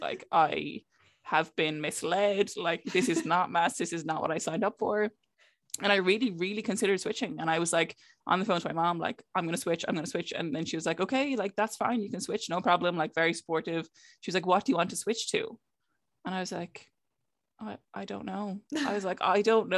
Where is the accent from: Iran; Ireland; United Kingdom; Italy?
Ireland; Clare, Munster; moved away as an adult; also born or lived in Cork; I'm from Clare